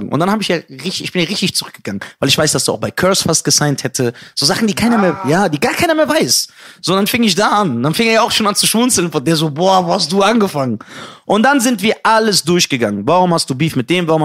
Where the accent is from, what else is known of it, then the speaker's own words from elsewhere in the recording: Iran; Du hast mich doch nur eingeladen, weil du dachtest, ich bin ein Iraner. Mhm. Und das stimmt sogar.